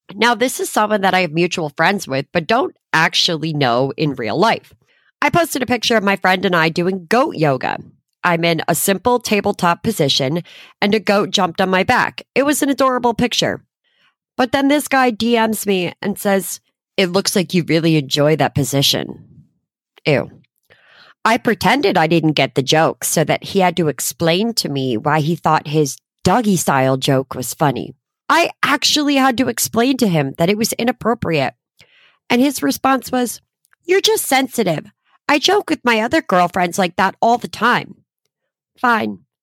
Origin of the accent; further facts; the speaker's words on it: Connecticut, United States; moved away; fly back to my hometown to be with my friends and family